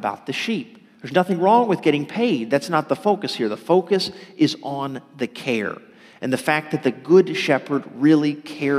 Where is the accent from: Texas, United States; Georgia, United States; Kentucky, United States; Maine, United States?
Texas, United States; outside of Dallas; also born or lived in southern Louisiana (family ancestry); I was born in Texas, outside of Dallas, actually, but most of my family for several generations have come from the southern Louisiana area